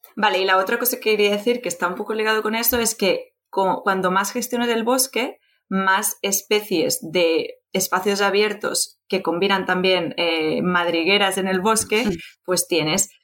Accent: Barcelona, Catalonia, Spain; soy de Barcelona

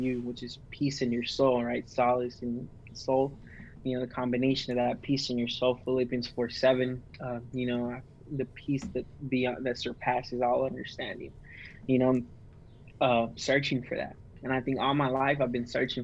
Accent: McAllen, Texas, United States; I'm from McAllen, Texas, border town, Mexico, right on the tip of Texas

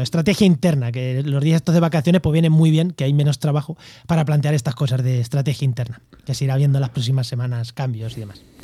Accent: Castilla-La Mancha, Spain; now in Andalusia, Spain; Yo soy manchego

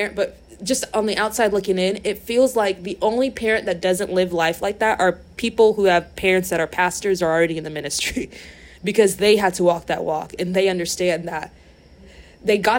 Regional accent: United States; we grew up in America

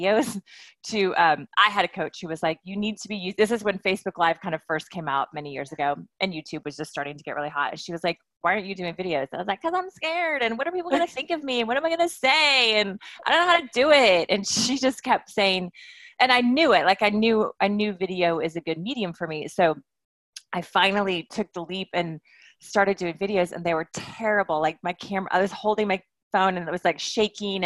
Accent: Wichita, Kansas, United States; now in Santa Monica, United States; I'm a Kansas girl. I grew up in Wichita

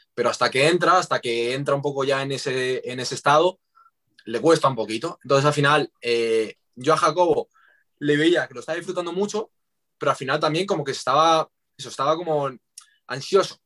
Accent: Madrid, Community of Madrid, Spain; los dos somos de Madrid

